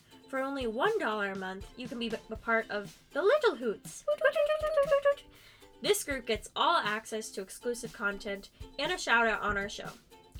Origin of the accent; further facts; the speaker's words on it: Alabama, United States; I'm from Alabama.